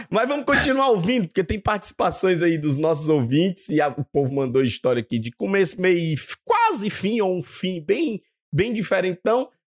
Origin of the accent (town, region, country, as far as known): Ceará, Brazil; now in Portugal